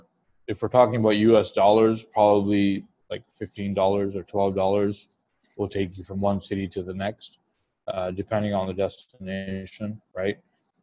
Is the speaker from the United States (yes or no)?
no; Pakistan; Like, again, I can't relate because me being Pakistani, me speaking the language and being adaptable